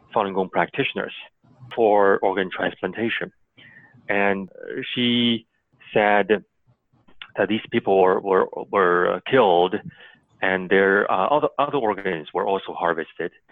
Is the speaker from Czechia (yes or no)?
no; near Sujiatun, Liaoning, China; moved away; in northeastern China, actually not too far from my hometown